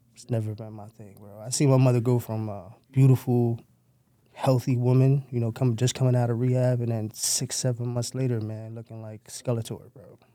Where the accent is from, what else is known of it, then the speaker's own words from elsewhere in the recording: New York City, New York, United States; I was born in Downstate High School in Brooklyn